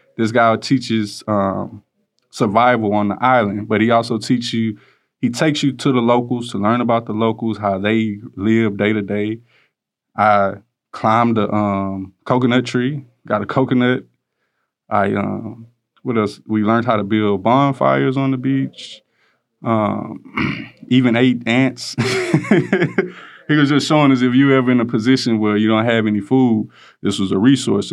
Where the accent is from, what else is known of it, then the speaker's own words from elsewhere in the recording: Houston, Texas, United States; I'm from Greens Point, Texas